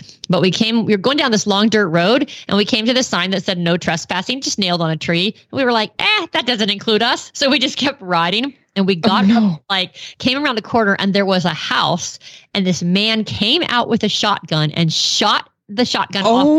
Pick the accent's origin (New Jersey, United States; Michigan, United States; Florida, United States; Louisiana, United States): Florida, United States; Tampa; moved away; Well, my friend Brenda and I, we grew up in Tampa, Florida